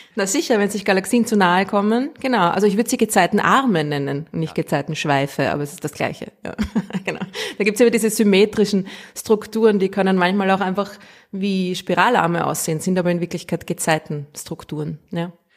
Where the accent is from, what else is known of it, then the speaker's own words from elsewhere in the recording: Austria; accent: Austrian; ich rede zu Österreichisch